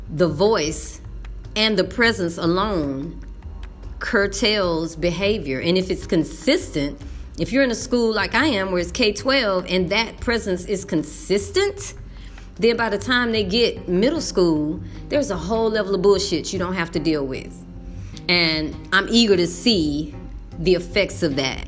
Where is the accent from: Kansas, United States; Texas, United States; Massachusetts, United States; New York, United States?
Texas, United States; moved away; as a brown woman, as a English speaker, and as a Texan